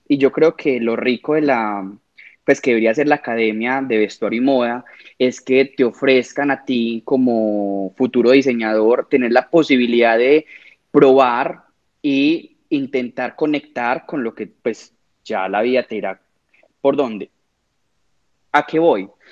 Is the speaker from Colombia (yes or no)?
yes; Medellín, Antioquia, Colombia; vivo en Medellín, soy de Medellín